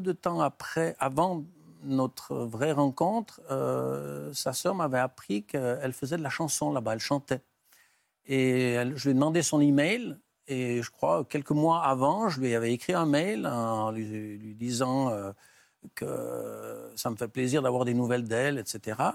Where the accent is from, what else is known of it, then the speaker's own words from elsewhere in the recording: Valais, Switzerland; chez nous en Suisse